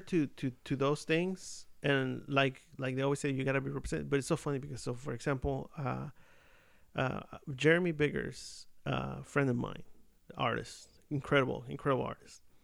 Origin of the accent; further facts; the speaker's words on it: Mexico City, Mexico; I'm from Mexico City. Like, I'm Mexican